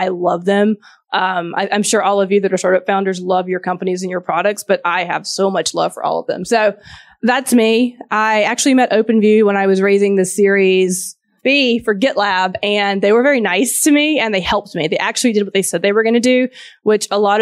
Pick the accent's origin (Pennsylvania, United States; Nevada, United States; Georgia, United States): Georgia, United States; accent: Southern; So my background, I'm from Georgia. If you can hear a Southern accent, some people can't, some can. I'm from the South in the U.S. Grew up on a farm